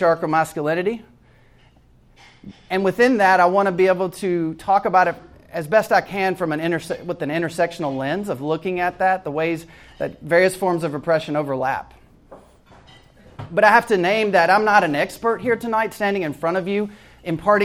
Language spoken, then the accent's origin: English; Jackson, Mississippi, United States; moved away as an adult; also born or lived in Atlanta, Georgia; I actually grew up in Jackson, Mississippi